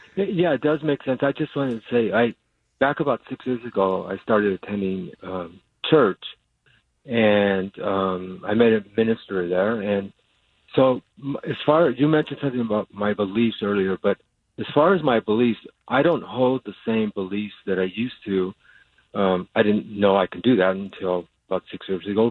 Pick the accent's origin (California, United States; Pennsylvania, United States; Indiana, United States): California, United States; Los Angeles; I was raised in East